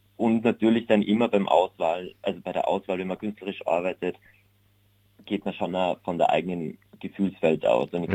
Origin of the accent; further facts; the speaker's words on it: Unken, Salzburg, Austria; moved away as an adult; also born or lived in Vienna, Austria; now in Berlin, Germany; da unten in meinem Heimatdorf